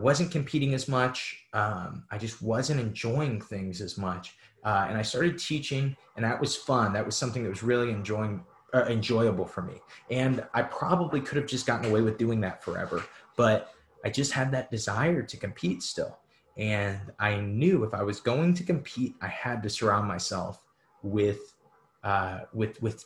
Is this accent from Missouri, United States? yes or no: yes; St. Louis, Missouri, United States; I'm from St. Louis